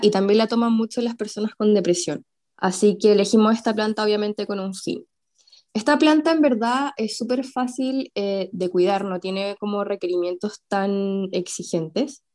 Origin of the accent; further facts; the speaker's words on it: Santiago, Santiago Metropolitan Region, Chile; also born or lived in southern Chile; yo que en verdad soy santiaguina, pero viví eh, dos años en el sur, aún así cuando me devolví a Santiago